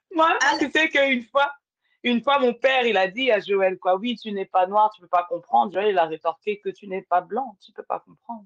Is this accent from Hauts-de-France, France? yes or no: no; Val-d'Oise, Île-de-France, France; also born or lived in Paris; je suis née en France, tu vois, ah ben euh, née à Paris, j'ai grandi euh, dans le 95